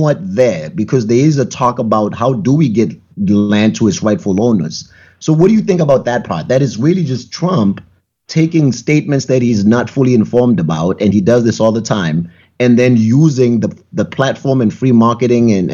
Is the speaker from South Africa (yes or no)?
yes; South Africa; now in New Hampshire, United States; I'm from South Africa